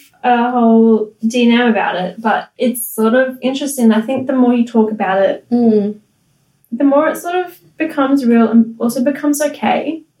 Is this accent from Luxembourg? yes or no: no; Gold Coast, Queensland, Australia; born there; Well, because I knew I was born on the Gold Coast.